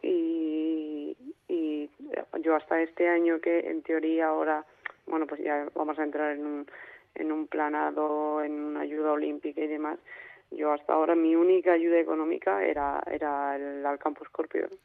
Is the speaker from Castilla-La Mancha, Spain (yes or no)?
yes; Castilla-La Mancha, Spain; now in Granada, Spain; yo soy manchega y, y vivo en, en Granada por entrenamiento